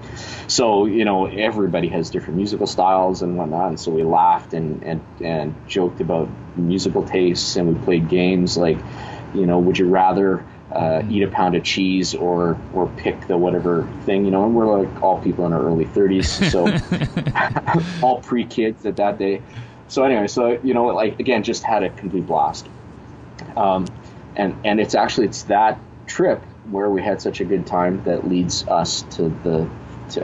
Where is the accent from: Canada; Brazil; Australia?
Canada; Winnipeg, Manitoba; go out of Winnipeg or leave my hometown